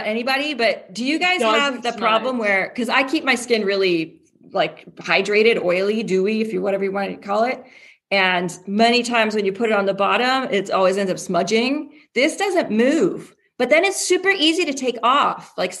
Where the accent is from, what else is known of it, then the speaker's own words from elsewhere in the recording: Toronto, Ontario, Canada; now in Houston, United States; So I'm from Canada. I'm from Toronto. But I live in Houston now